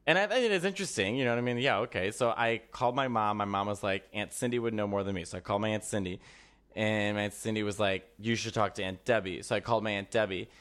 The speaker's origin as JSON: {"language": "English", "town": "Chicago", "region": "Illinois", "country": "United States", "tie": "born or raised there", "said": "growing up in Chicago"}